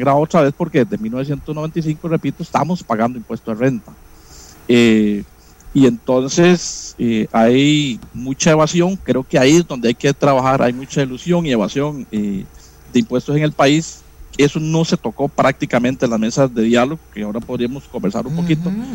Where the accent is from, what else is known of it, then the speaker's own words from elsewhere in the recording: Florencia, Alajuela, Costa Rica; Yo soy sancaleño, soy de Florencia, San Carlos